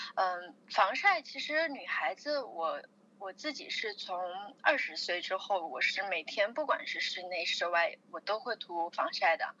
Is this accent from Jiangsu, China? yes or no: no; Chongqing, China; 我是重庆人